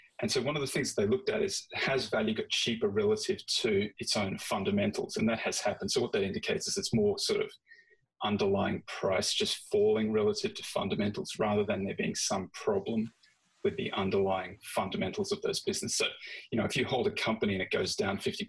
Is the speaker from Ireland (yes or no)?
no; Australia; moved away; I'm very familiar with Australia, of course, because that's where I grew up and that's where I started.